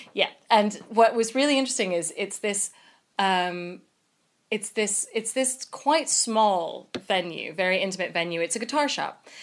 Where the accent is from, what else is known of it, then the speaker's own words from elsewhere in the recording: United States; So I'm American